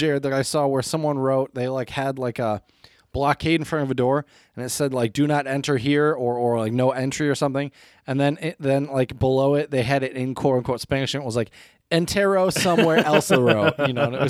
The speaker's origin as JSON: {"language": "English", "country": "Brazil", "said": "I'm from Brazil."}